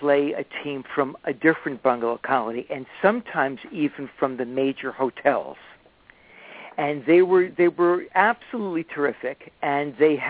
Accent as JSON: {"language": "English", "town": "New York City", "region": "New York", "country": "United States", "tie": "born or raised there", "also_born_or_lived": "Catskills / Bayside, Queens", "said": "I was born and raised in the Bronx, but the Catskills is where I grew up."}